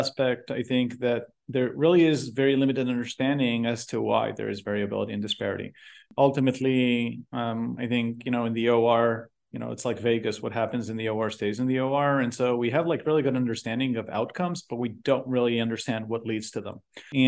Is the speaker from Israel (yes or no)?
yes; Israel; I was born and raised in Israel. Did my MD PhD there.